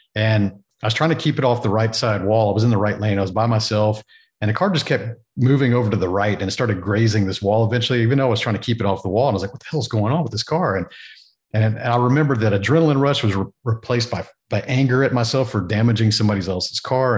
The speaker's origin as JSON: {"language": "English", "region": "Texas", "country": "United States", "tie": "born or raised there", "said": "growing up in Texas"}